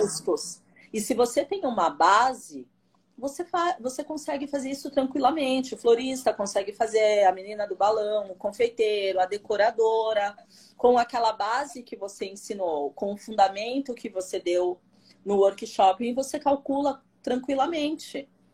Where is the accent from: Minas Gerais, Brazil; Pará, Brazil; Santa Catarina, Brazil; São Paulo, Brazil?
São Paulo, Brazil; sou daqui de São Paulo, do bairro da Aclimação